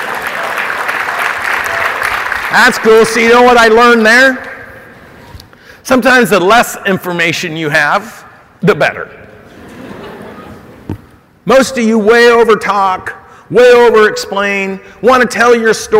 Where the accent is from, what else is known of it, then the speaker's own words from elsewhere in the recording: Oregon, United States; And I'm from Oregon